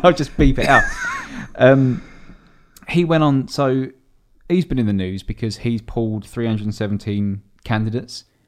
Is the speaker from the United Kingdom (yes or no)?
yes; Dartford, South East England, United Kingdom; I'm from Dartford.